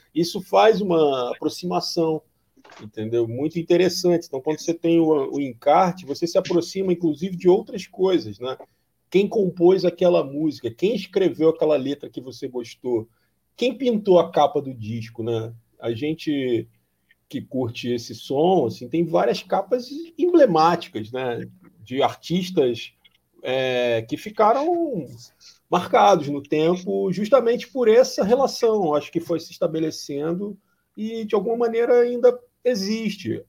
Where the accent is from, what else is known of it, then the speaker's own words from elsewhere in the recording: Rio de Janeiro, Brazil; moved away as an adult; now in Corumbá, Brazil; eu sou carioca, mas já moro a, em Corumbá, no Mato Grosso do Sul, faz quatro anos e meio